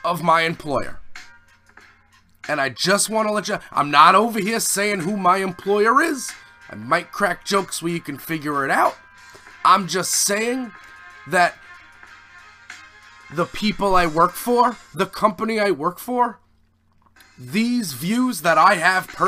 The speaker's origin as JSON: {"language": "English", "country": "United States", "also_born_or_lived": "Staten Island, New York"}